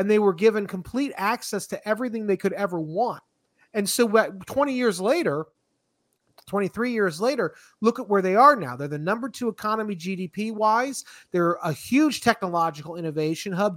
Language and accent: English; Florida, United States; moved away as an adult; also born or lived in Alexandria, Virginia; I'm from Florida